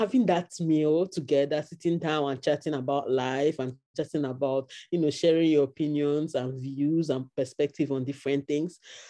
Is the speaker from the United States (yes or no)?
no; Nigeria; born or raised there; moved away as an adult; now in Canada